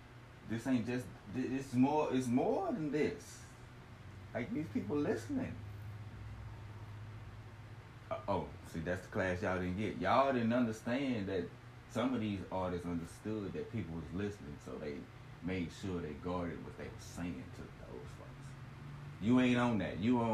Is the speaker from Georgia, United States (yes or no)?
no; Ohio, United States; Growing up in Ohio, thinking white is right and this.